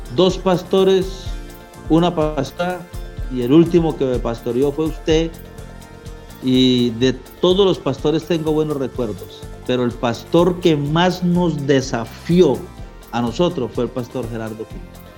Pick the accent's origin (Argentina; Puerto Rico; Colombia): Colombia; moved away as an adult; also born or lived in Maracay, Venezuela / Ciudad Ojeda, Venezuela